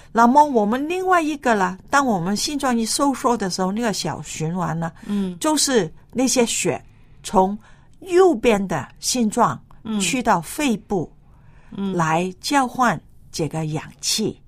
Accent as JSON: {"language": "Chinese", "country": "China", "said": "你晓得我们中国人呐"}